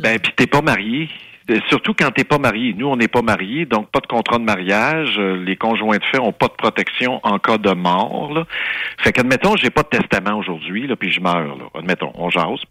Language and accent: French; Saint-Jean-sur-Richelieu, Quebec, Canada; Ça, c'est ma, ville natale. Ça, c'est mon bled. Moi, je suis né sur la rue Longueuil à Saint-Jean-sur-Richelieu